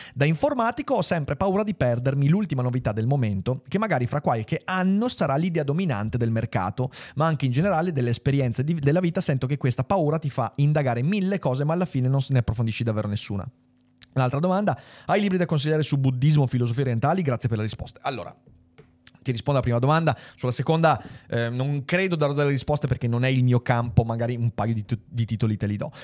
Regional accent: Veneto, Italy; da Veneto Doc

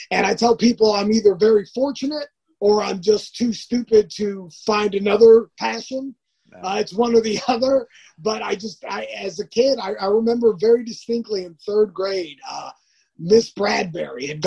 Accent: California, United States; I grew up basically in the Orange County area, but like we I moved around a lot.

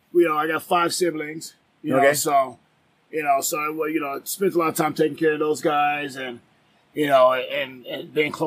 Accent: Detroit, Michigan, United States; moved away as an adult; now in Las Vegas, United States; born and raised in Detroit, went to school out there

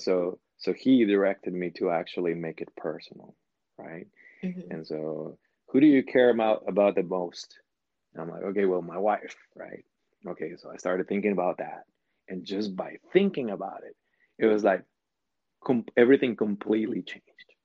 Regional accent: Sinaloa, Mexico; moved away; I was born in Mexico

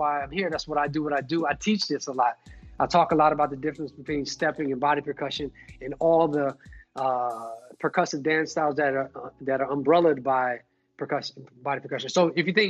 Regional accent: Detroit, Michigan, United States; moved away; also born or lived in Albuquerque, New Mexico; I was born in Detroit, I'm 1980

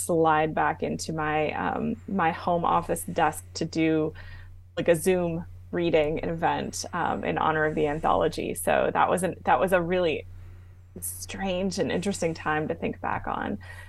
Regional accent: Arizona, United States; also born or lived in New Jersey / Germany; I was born in New Jersey. And when my parents separated, my mother moved us to Arizona, where her parents had retired to from DC. So, and then from there, actually, we moved to Germany for a little while.

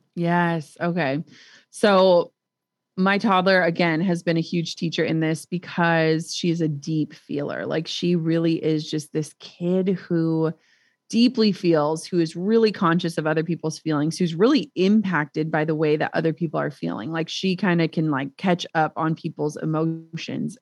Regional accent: Minnesota, United States; we're from Minnesota

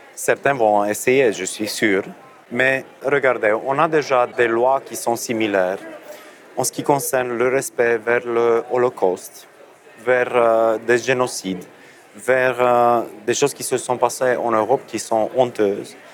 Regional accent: Romania; moi, je viens de la Roumanie

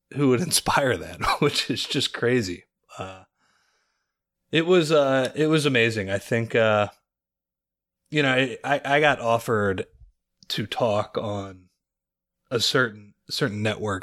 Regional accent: Lower Merion, Pennsylvania, United States; I am from Lower Marion. It's where I grew up.

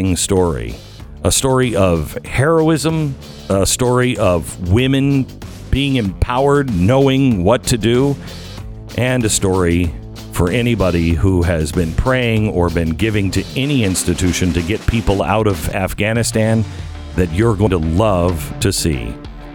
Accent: United States; I'm American

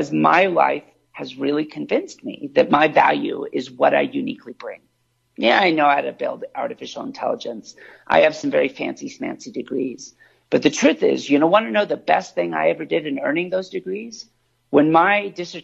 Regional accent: California, United States; I was born in California on the coast

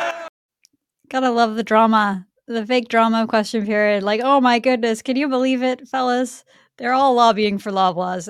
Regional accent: Vancouver, British Columbia, Canada; I grew up in Vancouver in a neighborhood where I think the average single family home is now like three million dollars.

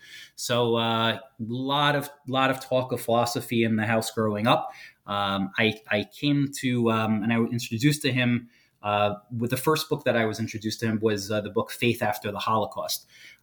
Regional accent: Brooklyn, New York, United States; I grew up in Brooklyn, New York. Went to Yeshiva Manhattan Beach for elementary school and Yeshiva Flatbush for high school.

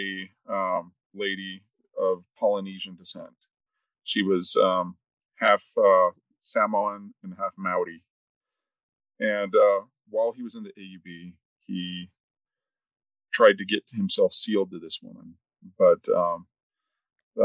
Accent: Arizona, United States; moved away as an adult; also born or lived in Utah; growing up in Arizona, I had never experienced being on the receiving end of racism until I moved to Utah

